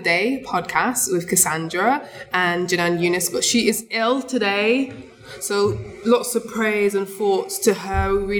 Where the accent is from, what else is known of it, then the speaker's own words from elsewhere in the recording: Coventry, West Midlands, United Kingdom; But when I grew up in Coventry and I hated school